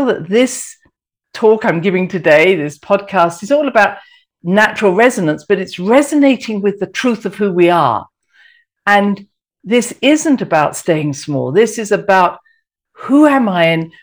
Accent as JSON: {"language": "English", "region": "England", "country": "United Kingdom", "said": "I'm very English"}